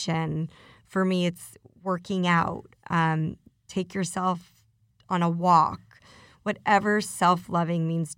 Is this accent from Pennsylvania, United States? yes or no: no; Denver, Colorado, United States; now in Beverly Hills, United States; I went back to my hometown, which is Denver